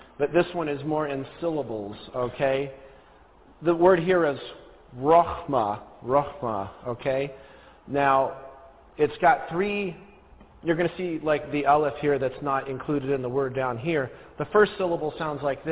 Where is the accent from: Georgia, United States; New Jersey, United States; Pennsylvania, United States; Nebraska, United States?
New Jersey, United States; I'm originally from New Jersey